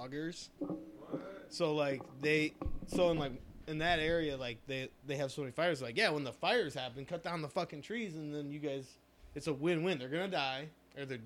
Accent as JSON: {"language": "English", "town": "Chicago", "region": "Illinois", "country": "United States", "said": "Chicago area."}